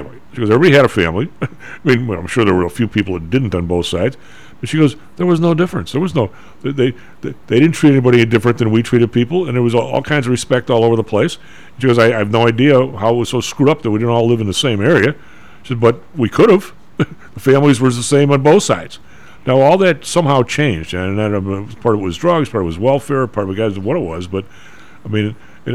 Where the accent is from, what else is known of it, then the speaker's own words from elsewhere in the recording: Inglewood, California, United States; I grew up damn near in Inglewood